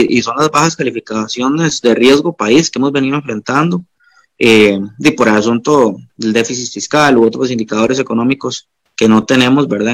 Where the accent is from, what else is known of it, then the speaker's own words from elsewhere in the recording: Guanacaste, Costa Rica; soy de Guanacaste